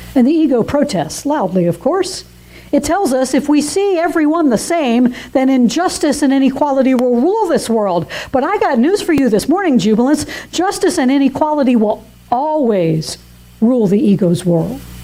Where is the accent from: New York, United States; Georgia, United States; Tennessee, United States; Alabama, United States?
Georgia, United States; Atlanta; moved away as an adult; now in South Carolina, United States; I was very homesick for my hometown of Atlanta